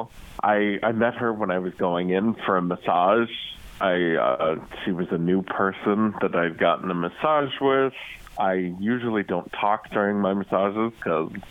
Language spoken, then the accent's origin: English; Piqua, Ohio, United States; I'm from Piqua